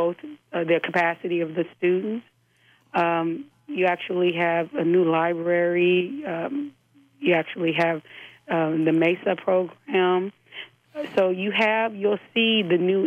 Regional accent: Inglewood, California, United States; I grew up in Inglewood

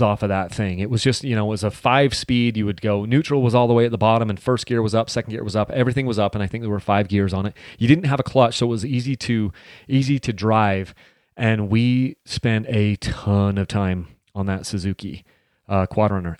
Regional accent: Mount Pleasant, Utah, United States; We grew up in Mount Pleasant, Utah, a little town with, like, you know, maybe three thousand people

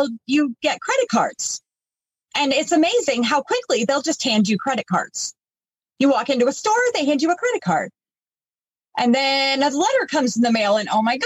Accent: East Coast, not far from Boston, Massachusetts, United States; moved away; We grew up on the East Coast. Everything was pretty fast paced out there, not far from Boston.

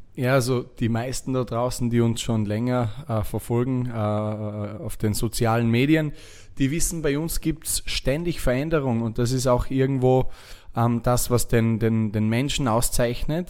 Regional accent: Lake Constance, Vorarlberg, Austria; moved away as an adult; also born or lived in Dubai; als, als Österreicher, der äh, am Bodensee aufgewachsen ist

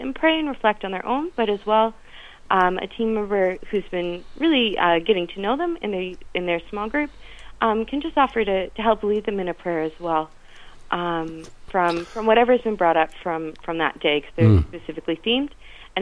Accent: east coast of Canada, Atlantic Canada, Canada; moved away as an adult; now in Ireland; I grew up on the east coast of Canada

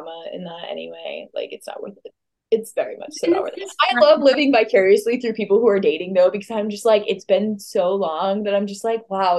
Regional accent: Raleigh, North Carolina, United States; I was born in Raleigh.

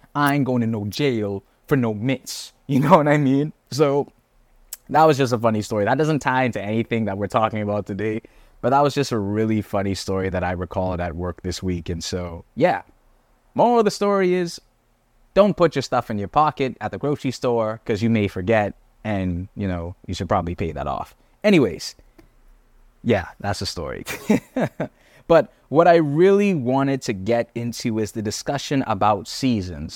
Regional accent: Bahamas; moved away as an adult; also born or lived in Canada; I'm not from Canada. I'm a Bahamian. I'm on student visa

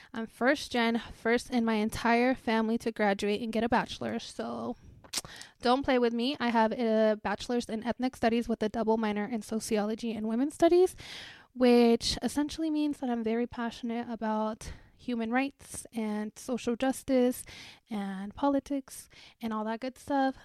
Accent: Greeley, Colorado, United States; also born or lived in Parral, Chihuahua, Mexico / El Tule, Chihuahua, Mexico / Thornton, Colorado; now in Denver, United States; I actually grew up in Greeley

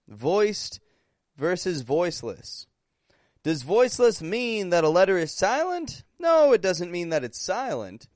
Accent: Toronto, Ontario, Canada; I'm from Toronto, Canada, and I'm actually back up in Canada now.

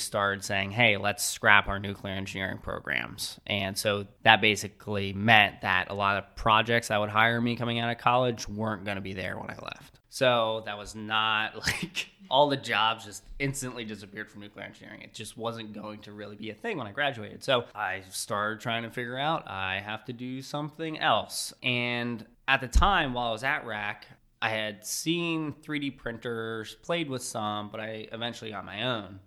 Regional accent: Reading, Pennsylvania, United States; growing up in the Reading area

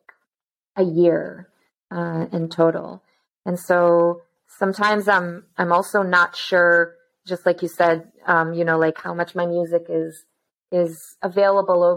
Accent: Israel; I was born and raised in Israel

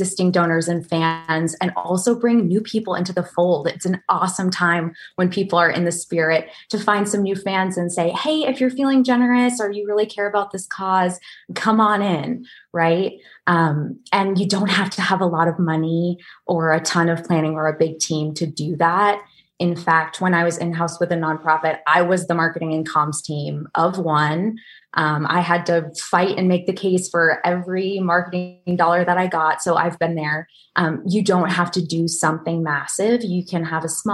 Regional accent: Maple Corner, Vermont, United States; moved away; the quaint little village of Maple Corner, Vermont

